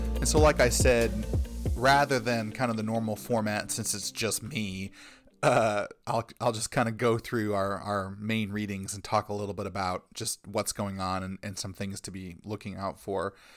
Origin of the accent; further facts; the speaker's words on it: United States; us as Americans